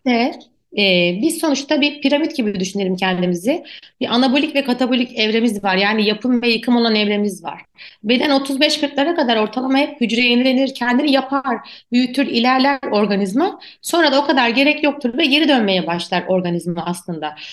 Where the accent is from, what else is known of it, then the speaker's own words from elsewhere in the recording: Turkey; also born or lived in Ankara; bizim Türkiye'de özellikle spor yapan çocuklar, ben de aynı şekilde büyüdüm.